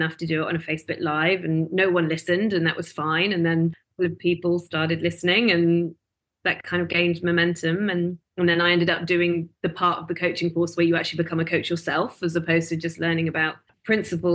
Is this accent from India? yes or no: no; United Kingdom; moved away as an adult; also born or lived in London; now in Melbourne, Australia; I originally from the UK. I came here in 2011